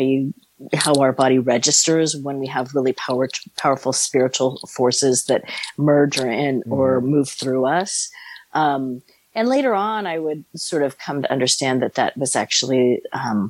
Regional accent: San Francisco Bay Area, California, United States; I grew up in the San Francisco Bay Area

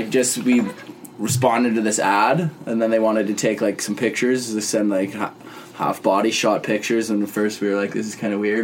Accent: Edmonton, Alberta, Canada; moved away as an adult; I'm from Edmonton originally, so I was living out there for, well, my whole life, and then came out here, and then did college, and then went back there.

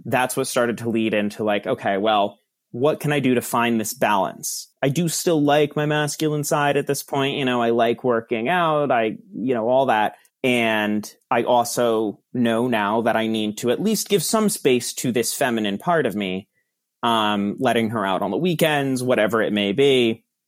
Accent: Verona, New Jersey, United States; I grew up in Verona, New Jersey

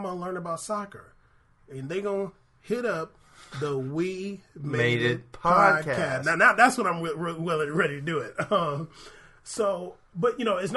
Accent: San Diego, California, United States; growing up in San Diego, going to Seau's restaurant for forever

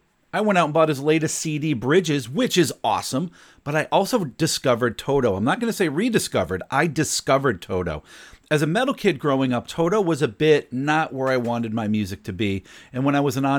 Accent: Broad Brook, Connecticut, United States; Not only is it my hometown

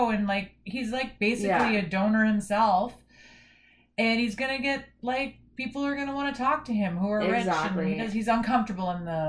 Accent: Canada; we're Canadian

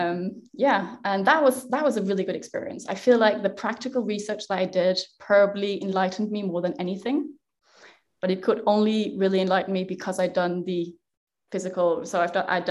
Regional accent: Denmark; I am Danish. So I was born in Denmark and I grew up with the Norse myths.

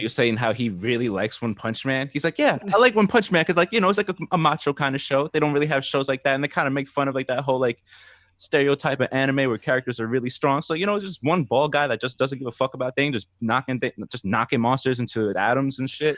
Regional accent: New Jersey, United States; moved away as an adult; now in Seattle, United States; I'm from Jersey, so I was, I grew up on, like, New York rap and hip-hop

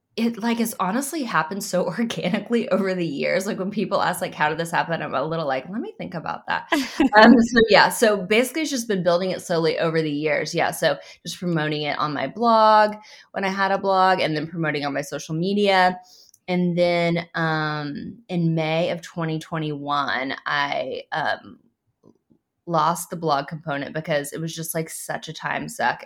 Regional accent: Oklahoma City, Oklahoma, United States; I grew up in Oklahoma City.

